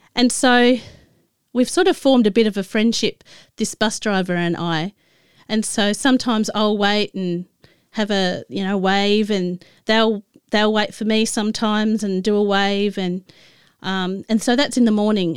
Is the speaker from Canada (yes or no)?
no; Adelaide, South Australia, Australia; moved away as an adult; also born or lived in Tasmania; I moved from where I grew up in Adelaide to, uh, Tasmania